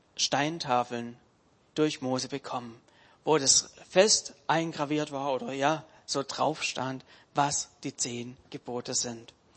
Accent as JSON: {"language": "German", "country": "Germany", "said": "wir uns als Deutsche"}